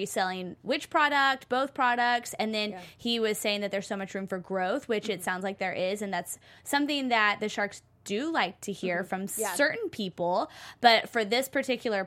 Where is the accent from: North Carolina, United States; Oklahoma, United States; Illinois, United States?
Oklahoma, United States; moved away; I'm from Oklahoma